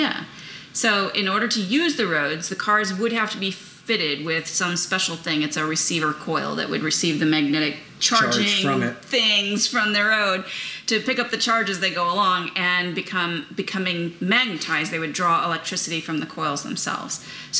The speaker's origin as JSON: {"language": "English", "region": "Indiana", "country": "United States", "tie": "born or raised there", "said": "a small town near where I grew up in Indiana"}